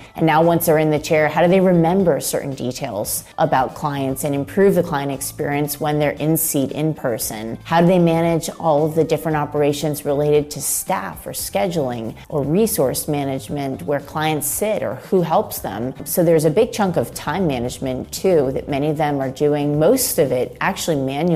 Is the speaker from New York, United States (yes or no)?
no; Florida, United States; I grew up in Florida